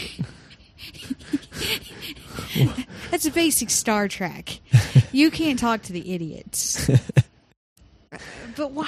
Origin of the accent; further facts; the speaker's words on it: Cleburne, Texas, United States; I'm from Cleburne